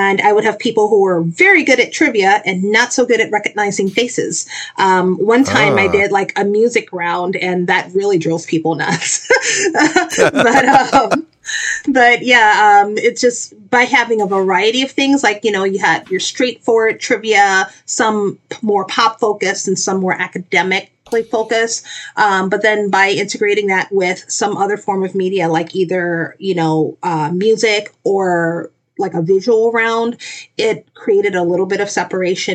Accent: New Orleans, Louisiana, United States; moved away; I'm originally from New Orleans, Louisiana

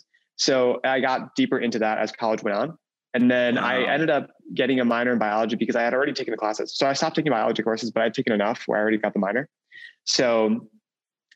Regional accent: Wisconsin, United States; I grew up in Wisconsin, in a small town, a very small town in Wisconsin.

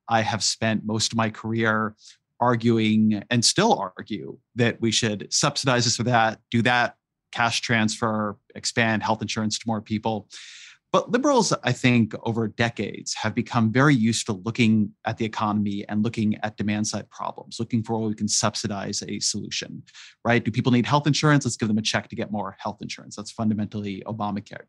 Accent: Irvine, California, United States; also born or lived in San Francisco, California; I come from California. I grew up in Irvine, California

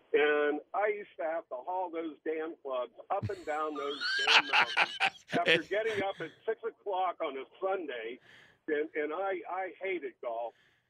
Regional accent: Uniontown, Pennsylvania, United States; I'm actually from Western Pennsylvania. I'm from Uniontown.

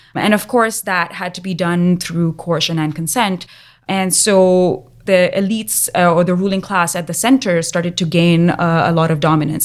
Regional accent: Pakistan; Speaking as a Pakistani

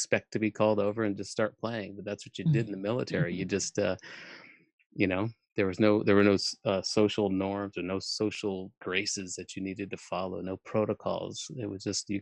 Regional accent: Albuquerque, New Mexico, United States; moved away; also born or lived in Germany / Hollywood; I was born in Germany on a military base and had lived on 6 different bases by the time I was 9 years old, where we then we settled in Albuquerque.

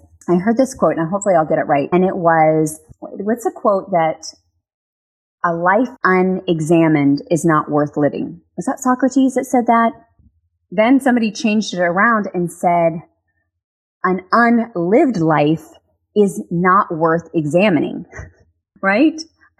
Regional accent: Texas, United States; I'm going to do my Texas accent. You guys know I'm from Texas.

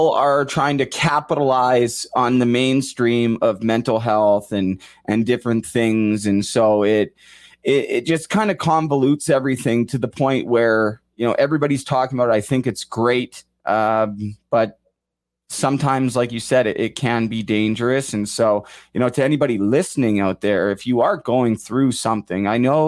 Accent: Kirkland Lake, Ontario, Canada; Shout out Blair, Mandy, and Kirkland Lake. The great hockey town. Great hockey town. I'm from Kirkland Lake.

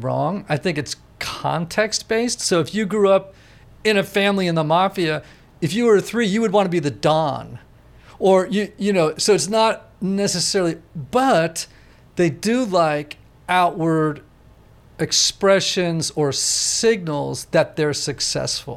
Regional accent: Greenwich, Connecticut, United States; I grew up in Greenwich, Connecticut and didn't leave there

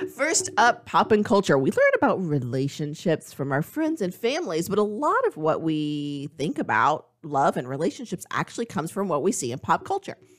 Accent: Georgia, United States; moved away; I grew up in Georgia.

